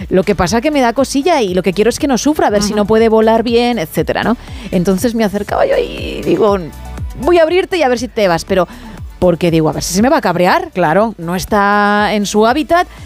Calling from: San Sebastián de los Reyes, Community of Madrid, Spain; Hola chicos, soy … de San Sebastián de los Reyes.

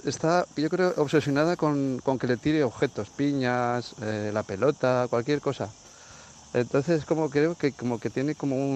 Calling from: Benicàssim, Valencian Community, Spain; Bueno, os quería contar … de Benicassin y tengo a una perrita de agua

